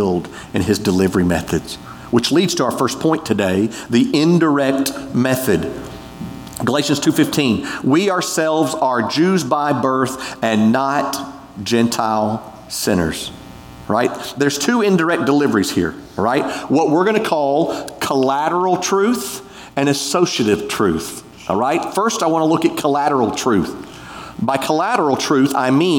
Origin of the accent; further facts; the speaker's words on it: United States; We're American